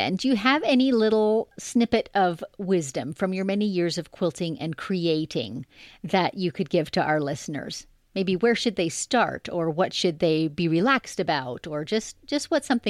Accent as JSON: {"language": "English", "country": "Canada", "said": "Well, I'm a Canadian too"}